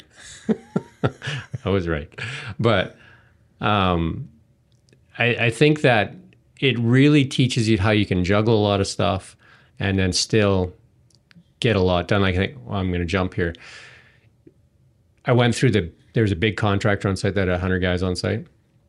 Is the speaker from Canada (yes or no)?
yes; Edmonton, Alberta, Canada; I came from Edmonton